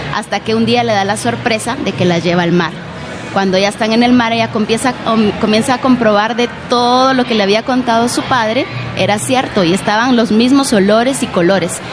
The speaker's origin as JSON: {"language": "Spanish", "country": "Guatemala", "said": "yo soy de Guatemala"}